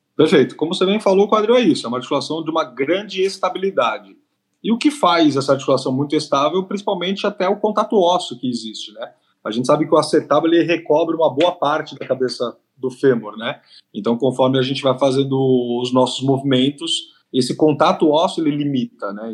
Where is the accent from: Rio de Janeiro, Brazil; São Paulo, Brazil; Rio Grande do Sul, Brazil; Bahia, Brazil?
São Paulo, Brazil; eu sou de São Paulo, capital